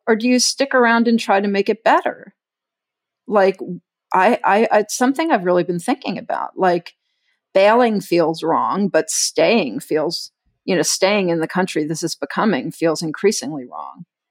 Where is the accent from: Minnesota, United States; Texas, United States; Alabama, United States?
Texas, United States; moved away; I grew up in Texas